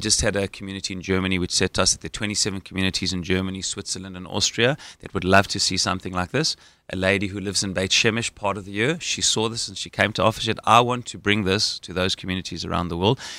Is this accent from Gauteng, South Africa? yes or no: yes; Johannesburg, Gauteng, South Africa; accent: South African; moved away as an adult; now in Israel; having grown up in Johannesburg, South Africa